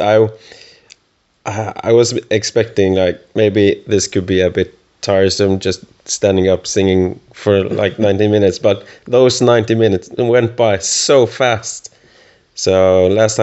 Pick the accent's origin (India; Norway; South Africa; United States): Norway; from Norway